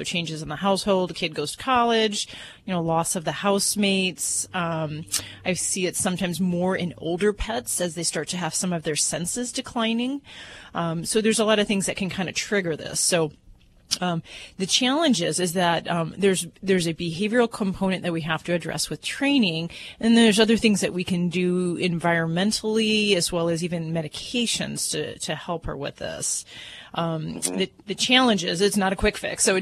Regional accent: Hammond, Indiana, United States

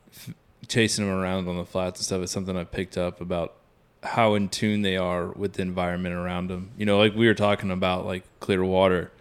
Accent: South Carolina, United States; now in Texas, United States; I grew up in South Carolina

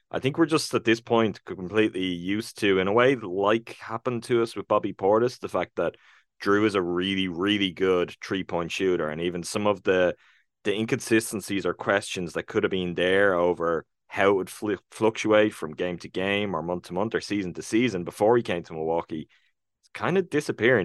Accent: Ireland; I'm real Irish

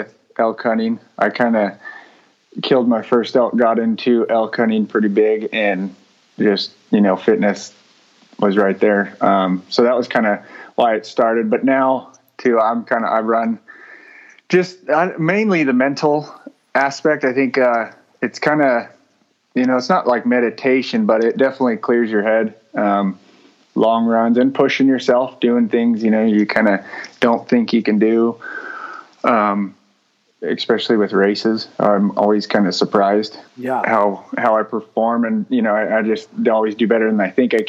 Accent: southern Oregon, United States; moved away; we grew up in southern Oregon

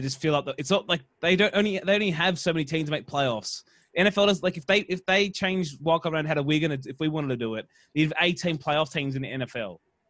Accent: Queensland, Australia; Origin as a child for me as a Queenslander

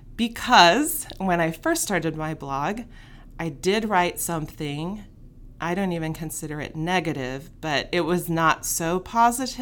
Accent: Fort Worth, Texas, United States; I grew up here in Fort Worth

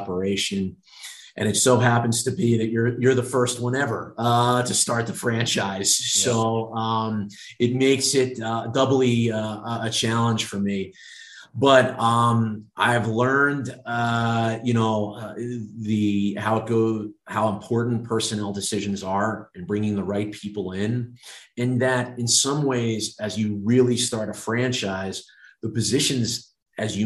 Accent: Baltimore, Maryland, United States; moved away as an adult; also born or lived in Norfolk, Virginia / New York / Long Island; now in Las Vegas, United States; the way that we were raised in being in the Baltimore area

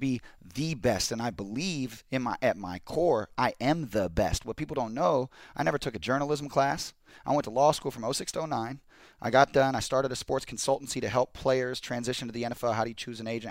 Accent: Pacific Northwest, United States; now in Los Angeles, United States; we're from the Pacific Northwest

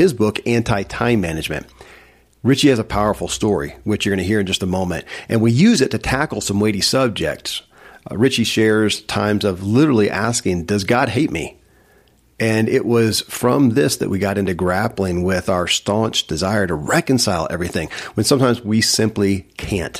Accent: Kentucky, United States; born or raised there

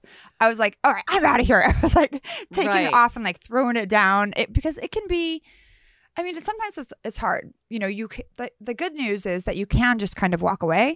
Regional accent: Northern California, United States; I grew up in Northern California.

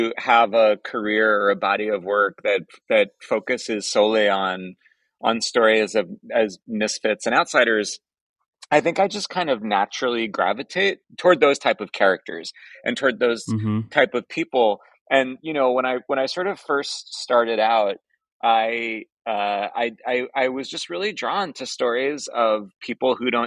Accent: Long Island, New York, United States; I'm from Long Island

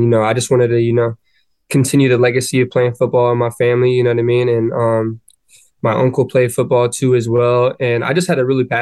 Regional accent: Chandler, Arizona, United States; moved away as an adult; now in Gainesville, United States; I grew up in Chandler, Arizona.

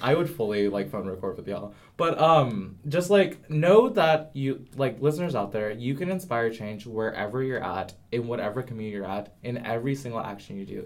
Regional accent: the South, United States; I'm from the South

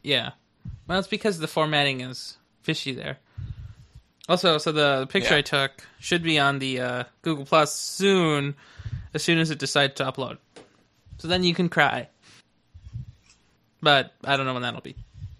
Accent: Ohio, United States; I grew up in Ohio. Chris grew up in Utah. Through some strange karmic action, I went there, and by there I mean Utah.

